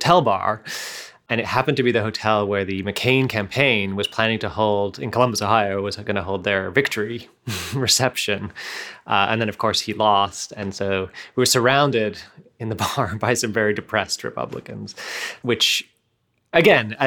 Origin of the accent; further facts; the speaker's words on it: Canada; moved away as an adult; now in United States; being Canadian